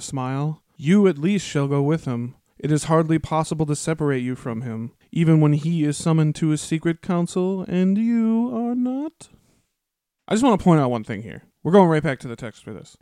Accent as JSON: {"language": "English", "area": "Twin Cities", "region": "Minnesota", "country": "United States", "said": "We're from the Twin Cities"}